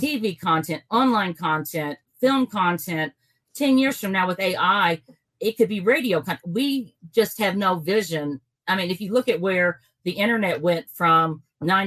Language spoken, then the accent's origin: English; Kentucky, United States; we're from Kentucky